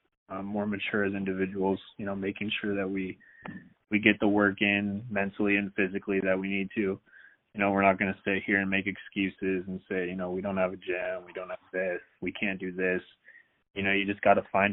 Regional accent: Seattle, Washington, United States; I'm from the Seattle area

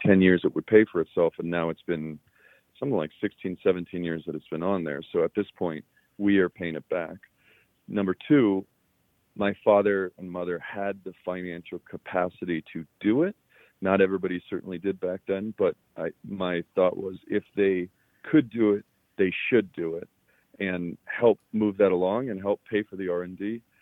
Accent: Boulder, Colorado, United States; I was born in Boulder, Colorado

